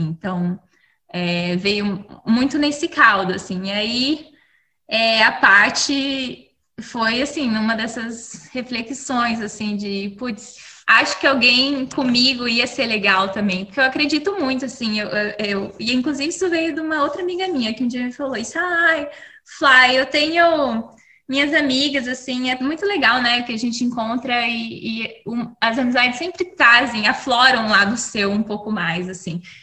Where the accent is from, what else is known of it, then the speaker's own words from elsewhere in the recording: Curitiba, Paraná, Brazil; also born or lived in Rio de Janeiro; now in Seattle, United States; Eu sou curitibana, curitibana que não gosta de frio, é, que eu mudei para o Rio antes de vir para os Estados Unidos